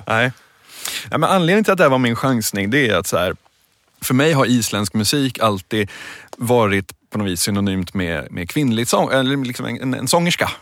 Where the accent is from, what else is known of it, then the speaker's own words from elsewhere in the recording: Stockholm, Stockholm County, Sweden; jag växte upp i, i Midsommarkransen utanför Stockholm